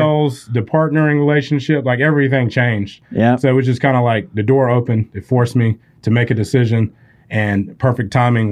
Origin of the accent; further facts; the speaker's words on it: Spartanburg, South Carolina, United States; from Spartanburg, South Carolina, so I've lived in this 100 mile box my entire life.